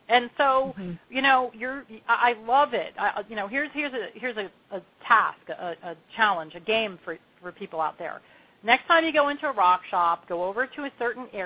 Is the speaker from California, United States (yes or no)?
no; Long Beach Island, New Jersey, United States; now in Asheville, United States; I grew up on Long Beach Island.